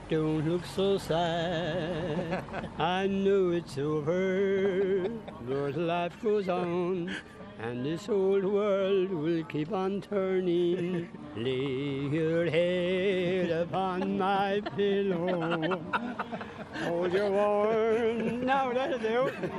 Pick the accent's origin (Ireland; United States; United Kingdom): Ireland; Tipperary, Munster; I'm from Tipperary and I love listening to the busters in Killarney.